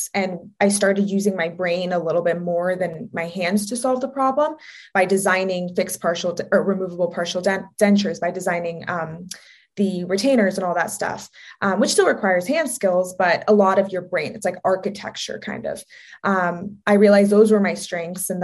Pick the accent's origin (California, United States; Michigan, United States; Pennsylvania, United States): California, United States; Southern; also born or lived in Oregon; I'm from Southern California. It's always sunny here